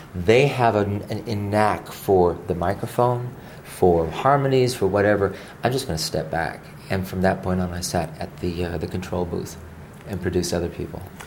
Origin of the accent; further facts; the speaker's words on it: Honolulu, Hawaii, United States; I was born in Honolulu. So I was born on a rock in the middle of the Pacific Ocean